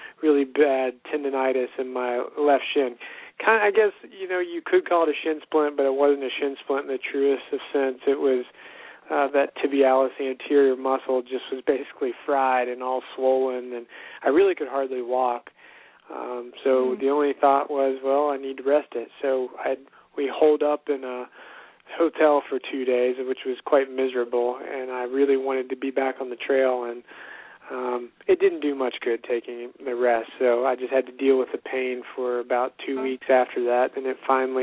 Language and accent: English; West Virginia, United States; Growing up in West Virginia